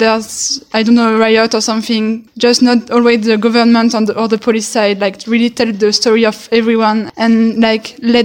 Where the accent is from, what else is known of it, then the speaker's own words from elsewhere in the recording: France; I'm 19 and I'm from France.